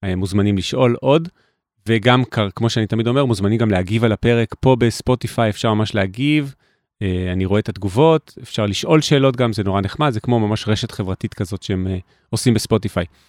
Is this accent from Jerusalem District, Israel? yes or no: yes; Jerusalem, Jerusalem District, Israel; moved away; ירושלים, כי גדלתי בה בלי טלפון נייד